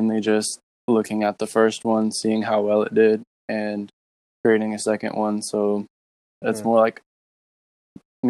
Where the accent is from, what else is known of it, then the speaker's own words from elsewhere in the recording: Florida, United States; I'm from Florida